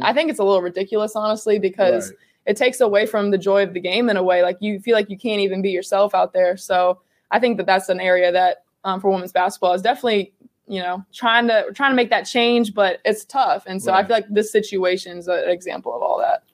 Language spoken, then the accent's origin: English; Virginia, United States; My hometown is about 25 minutes north of Charlottesville. So always grew up a UVA fan.